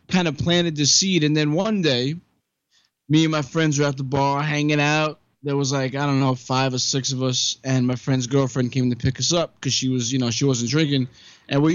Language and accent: English; New York City, New York, United States; now in Long Island, United States; I'm originally from Brooklyn.